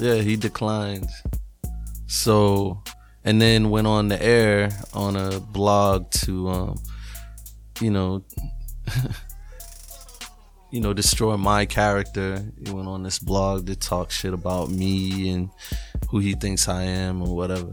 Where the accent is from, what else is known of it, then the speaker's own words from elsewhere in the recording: New England, United States; I'm from New England